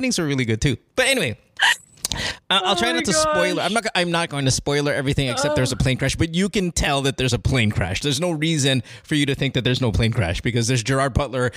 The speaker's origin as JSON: {"language": "English", "country": "Philippines", "tie": "born or raised there", "moved": "yes", "said": "I grew up in the Philippines. I grew up in the province"}